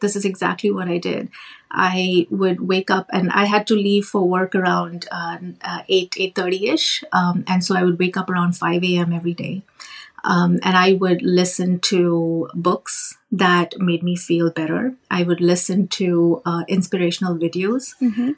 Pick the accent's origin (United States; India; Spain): India; moved away as an adult; now in Canada; I grew up in India I did a, um, my master's in computer science